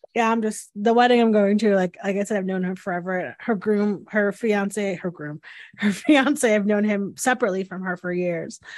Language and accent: English; Northeast, United States; I'm from the Northeast where we have, like, very large Italian weddings